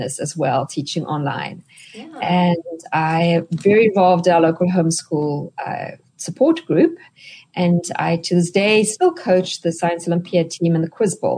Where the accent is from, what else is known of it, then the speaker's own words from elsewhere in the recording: South Africa; moved away as an adult; now in United States; you can hear from my accent that I'm not a native-born American. I'm actually South African